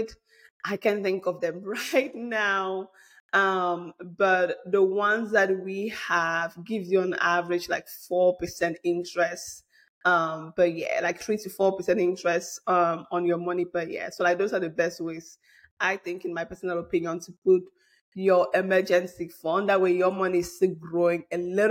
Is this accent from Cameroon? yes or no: yes; Bamileke from Cameroon, West, Cameroon; moved away; I'm a Bamleke from Cameroon